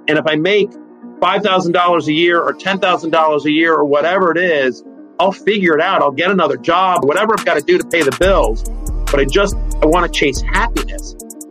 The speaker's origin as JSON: {"language": "English", "town": "College Station", "region": "Texas", "country": "United States", "tie": "born or raised there", "also_born_or_lived": "Denver / Richmond / Atlanta / Charlottesville", "said": "I was born in Denver, and from Denver, I moved to Richmond, Virginia, to Atlanta, Georgia, to Charlottesville, Virginia, to College Station, Texas by the time I was 12."}